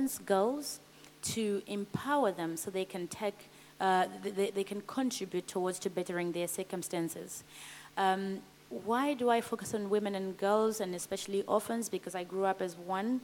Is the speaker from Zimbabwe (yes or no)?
yes; Zimbabwe; moved away as an adult; I came all the way from Zimbabwe